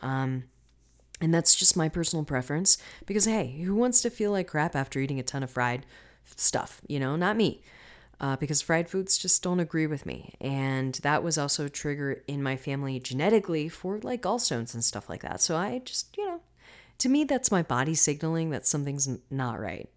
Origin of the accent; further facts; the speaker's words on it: Florida, United States; I'm from Florida